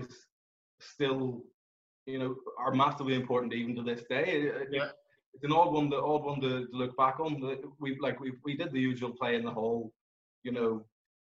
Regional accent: Belfast, Northern Ireland, United Kingdom; I grew up here in Belfast

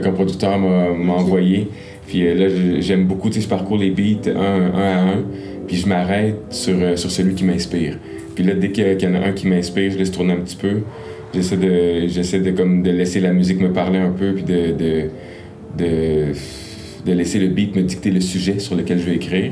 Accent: Gatineau, Quebec, Canada; j'ai grandi beaucoup à Gatineau

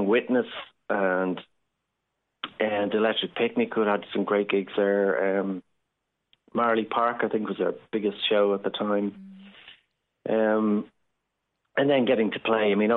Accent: Ireland; as Irish people

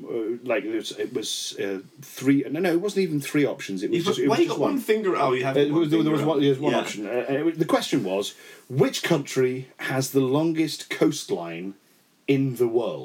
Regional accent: United Kingdom; being British

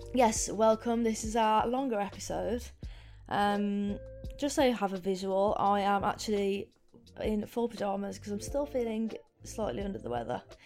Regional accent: Coven, West Midlands, United Kingdom; also born or lived in Wolverhampton; I grew up in, Br-, in Coven, which is a little village just on the outskirts of Wolverhampton

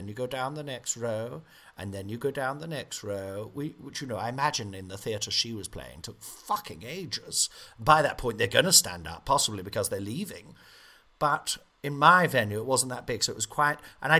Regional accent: Nottingham, East Midlands, United Kingdom; I said, I'm back in my hometown. Big cheer. Loved all the stuff about Nottingham in the show, you know.

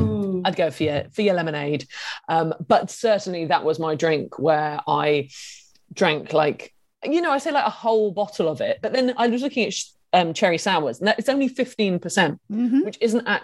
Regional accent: Isle of Wight, South East England, United Kingdom; I'm from the Isle of Wight

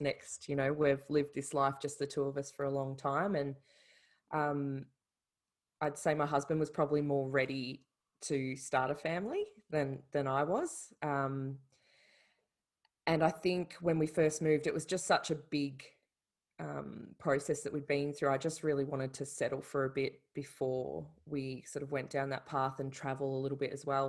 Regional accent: Melbourne, Victoria, Australia; moved away as an adult; now in Ireland; I'm Australian, from Melbourne

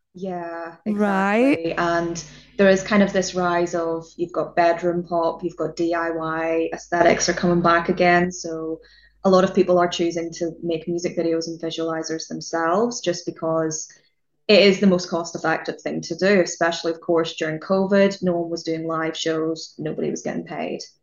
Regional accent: Northern Ireland, United Kingdom; moved away as an adult; now in Southampton, United Kingdom; I'm from Northern Ireland

